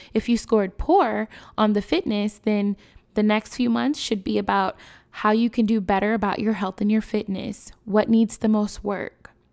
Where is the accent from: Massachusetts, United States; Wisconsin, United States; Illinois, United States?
Illinois, United States; Chicago; My hometown, Chicago, we are no stranger to gun violence